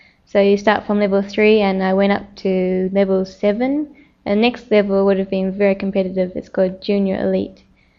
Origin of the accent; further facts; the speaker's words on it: New Zealand; Growing up in New Zealand is very free.